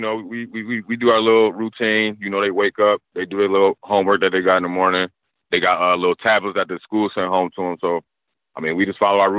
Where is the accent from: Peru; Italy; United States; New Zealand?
United States; Niagara Falls, New York; growing up in Niagara Falls, man, we a small city.